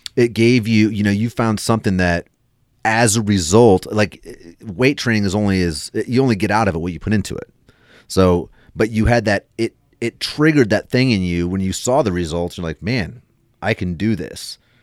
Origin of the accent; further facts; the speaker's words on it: United States; we grew up in United States